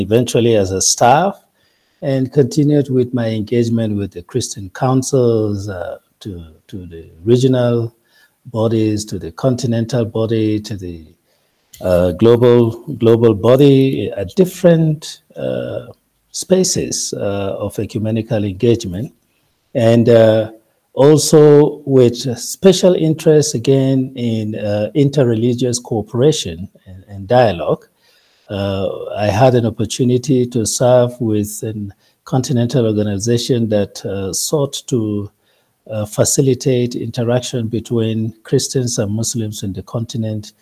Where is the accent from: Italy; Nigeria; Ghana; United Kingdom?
Nigeria; I am a full-blown Nigerian, proudly Nigerian